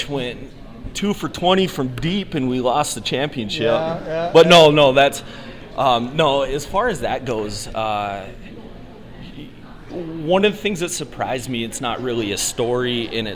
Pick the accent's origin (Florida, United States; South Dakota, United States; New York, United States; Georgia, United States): South Dakota, United States; Rapid City; also born or lived in Minnesota; now in Watertown, United States; I was born and raised in Rapid City, South Dakota.